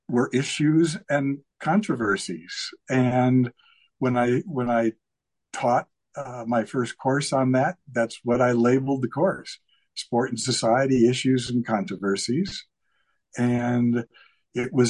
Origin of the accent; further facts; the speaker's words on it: Chicago, Illinois, United States; I grew up in Chicago as the oldest of six kids in an Irish Catholic family